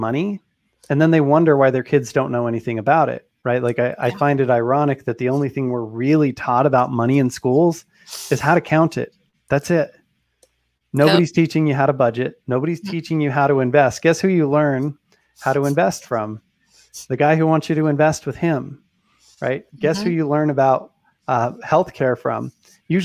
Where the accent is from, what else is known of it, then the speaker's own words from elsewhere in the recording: Utah, United States; I'm from Utah. People have a lot of kids here